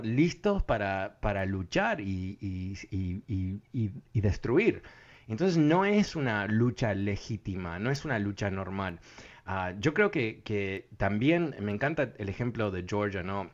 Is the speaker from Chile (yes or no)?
no; Uruguay; yo, nací en Uruguay